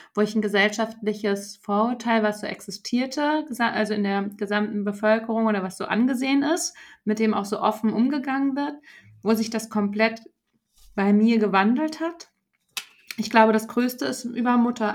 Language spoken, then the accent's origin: German; Frankfurt, Hesse, Germany; moved away; ich komme ja aus Frankfurt